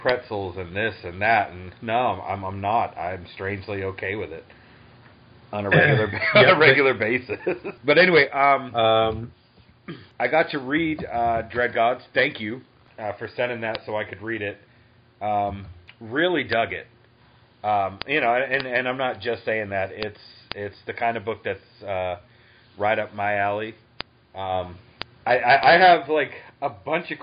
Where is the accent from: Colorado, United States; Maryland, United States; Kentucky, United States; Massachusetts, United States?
Massachusetts, United States; now in Atlanta, United States; I grew up in Massachusetts